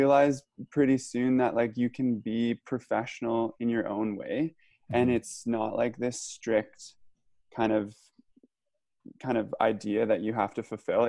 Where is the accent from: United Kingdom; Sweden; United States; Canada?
Canada; Nelson, British Columbia; also born or lived in Hamilton, Ontario; I grew up in Nelson, BC, which is a small town in the southeast corner of BC.